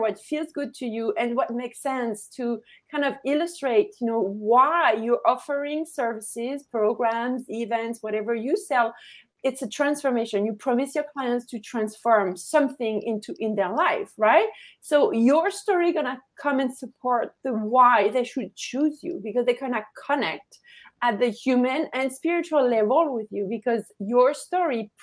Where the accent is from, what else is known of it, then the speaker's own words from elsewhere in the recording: France; English is a second language; now in Canada; we are from the same country. We're from France